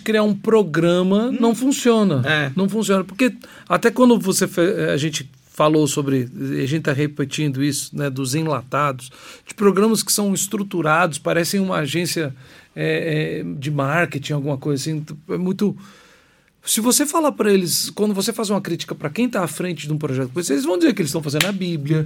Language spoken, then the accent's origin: Portuguese; Minas Gerais, Brazil; eu sou de Minas